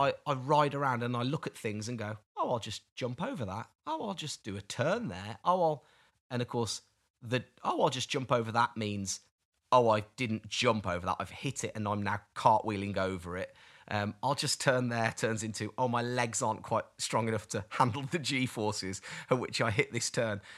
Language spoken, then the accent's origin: English; United Kingdom; I'm British